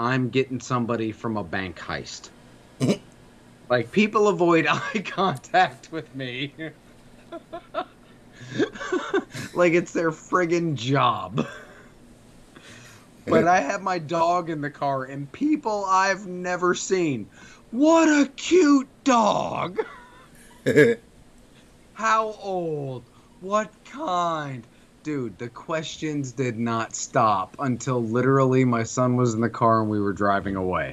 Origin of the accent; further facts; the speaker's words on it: New York, United States; I grew up in New York